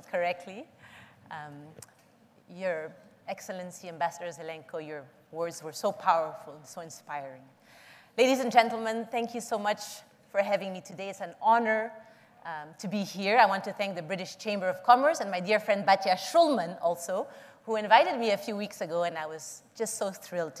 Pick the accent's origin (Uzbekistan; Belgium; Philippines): Philippines; I was born and raised in the Philippines